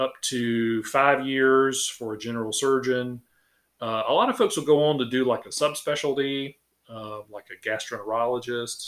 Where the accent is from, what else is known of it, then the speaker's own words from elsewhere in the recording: Sylvania, Georgia, United States; also born or lived in Macon / Savannah; I am from Sylvania. I uh, grew up here